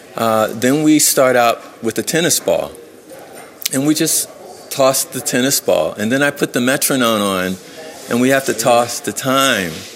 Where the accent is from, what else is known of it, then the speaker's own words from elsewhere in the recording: Philadelphia, Pennsylvania, United States; where I grew up in Philadelphia is a very dangerous neighborhood